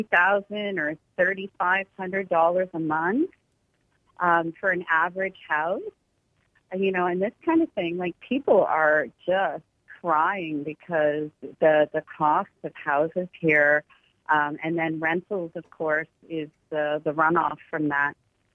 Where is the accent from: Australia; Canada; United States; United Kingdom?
Canada; accent: Canadian; I'm Irish Canadian. I just got my Irish passport.